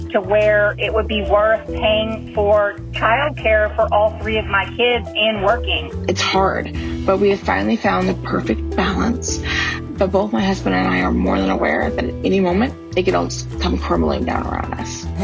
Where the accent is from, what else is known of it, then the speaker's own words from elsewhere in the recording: Louisiana, United States; I'm from Louisiana.